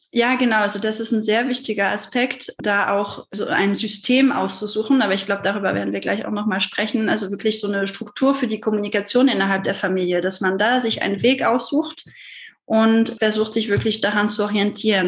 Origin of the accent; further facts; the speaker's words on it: France; German is a second language; now in Germany; ich komme ja aus Frankreich, was man sicherlich auch raushört